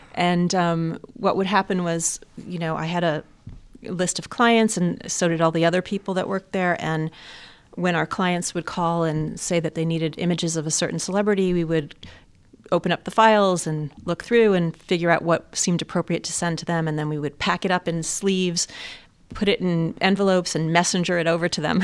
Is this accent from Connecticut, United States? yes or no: no; suburbs of New York, United States; I was actually born in New York City, um, but grew up in the suburbs of New York